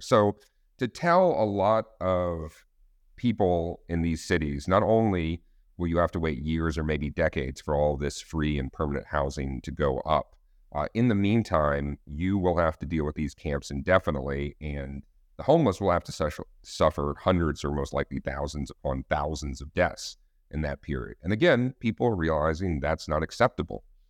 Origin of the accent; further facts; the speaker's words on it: Austin, Texas, United States; Austin, Texas, uh, my hometown